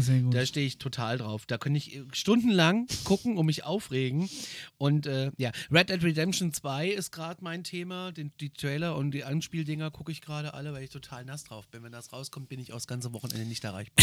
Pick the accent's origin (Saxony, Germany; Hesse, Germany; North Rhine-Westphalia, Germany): Hesse, Germany; Northern; bei uns in Nordhessen